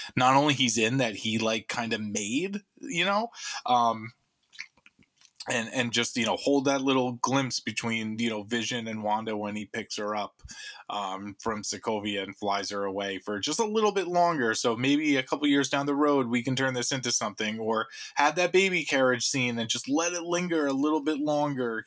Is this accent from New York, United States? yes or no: yes; New York, United States; an American of Mediterranean descent, from New York